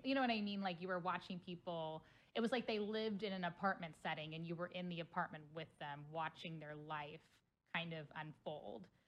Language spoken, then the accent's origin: English; Cincinnati, Ohio, United States; now in St. Louis, United States; Cincinnati, Ohio